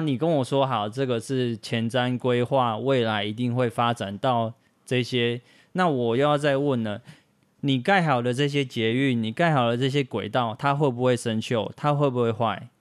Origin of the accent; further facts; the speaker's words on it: Taoyuan, Taiwan; moved away; also born or lived in Yilan; 我家就在青浦高铁站从化区的旁边